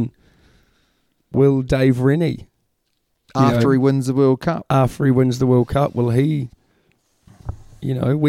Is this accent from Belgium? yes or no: no; Gisborne, New Zealand; When I was at school, Gisborne Boys High School.